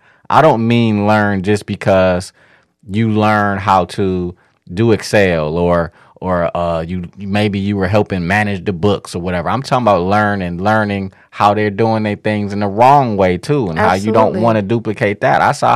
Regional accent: Midwest, United States; I mean, we're from the Midwest, and the Midwest was built upon

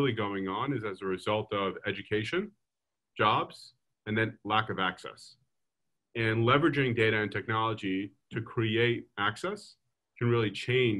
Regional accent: Lawrence, New York, United States; I grew up in a town called Lawrence

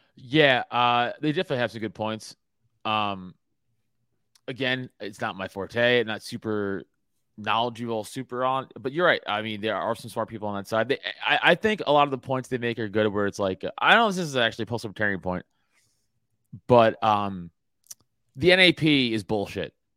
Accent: New York, United States; moved away; I'm from New York, in the comedy world

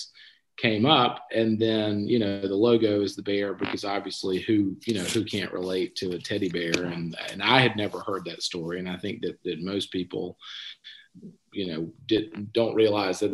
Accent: Thomasville, Georgia, United States; also born or lived in Athens, Georgia; in Georgia, we're in my hometown of Thomasville

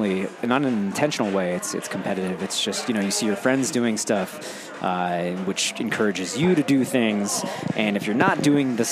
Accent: San Francisco, California, United States; moved away as an adult; now in New York, United States; I'm from San Francisco

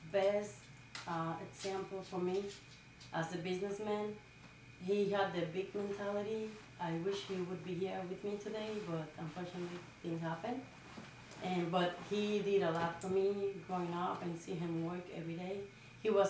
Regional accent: Dominican Republic; now in Lynn, United States; I was born in the Dominican Republic. Mm -hmm. uh, I was raised in a small little village. They they grow rice, so everybody was really humble. It's like from the countryside of the Dominican Republic

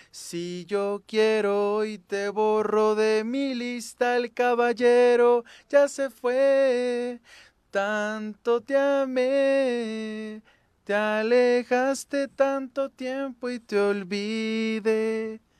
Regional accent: Morelos, Mexico; De aquí de Morelos.

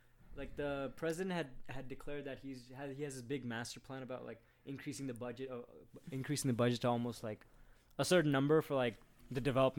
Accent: Maharashtra, India; I'm from Maharashtra.

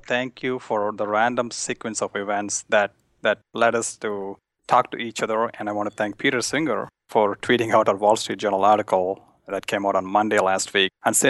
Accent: India; I grew up in India in a family that ate meat, and I really enjoyed eating meat.

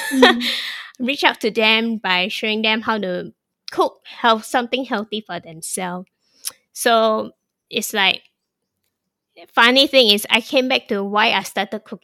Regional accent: Singapore; now in Thailand; My Singaporean roots definitely exposed me to many culture growing up and that was the advantage I think for us Singaporeans to have because we have embrace so many cult

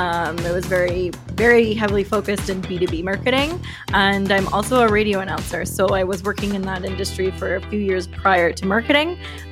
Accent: London, Ontario, Canada; I came from London, Ontario, which is where I'm currently living.

